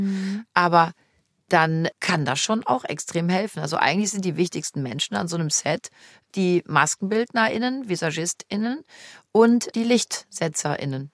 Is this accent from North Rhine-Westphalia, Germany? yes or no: yes; Cologne, North Rhine-Westphalia, Germany; ich bin in Köln geboren, ich bin mit wirklich mit ganzem Herzen kölsches Mädchen